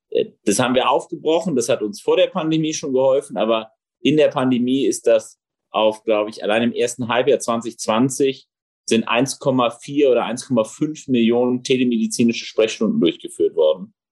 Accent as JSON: {"language": "German", "region": "Rhineland", "country": "Germany", "tie": "born there", "lives_now": "Berlin, Germany", "said": "äh, gebürtiger Rheinländer, gelernter Berliner"}